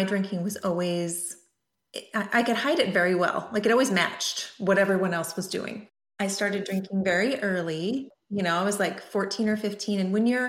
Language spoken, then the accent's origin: English; Montana, United States; also born or lived in California; now in Oregon, United States; I grew up in Montana